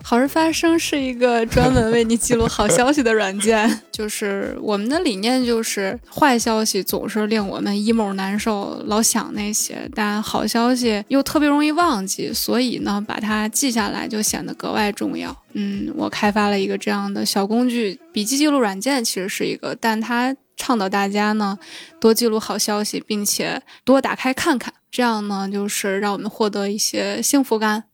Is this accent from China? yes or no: yes; Shanxi, China; moved away; 我的老家山西